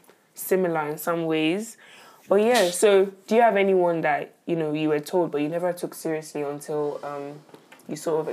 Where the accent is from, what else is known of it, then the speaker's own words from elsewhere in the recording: Nigeria; I'm Nigerian